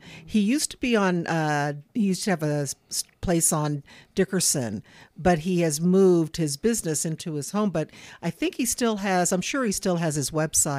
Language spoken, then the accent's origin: English; Dallas, Texas, United States; also born or lived in Anchorage, Alaska; now in Reno, United States; I'm a Dallas girl.